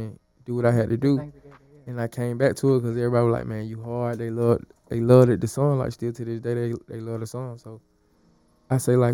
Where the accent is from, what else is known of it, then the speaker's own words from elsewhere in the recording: Atlanta, Georgia, United States; I'm from Atlanta, Georgia, born and raised.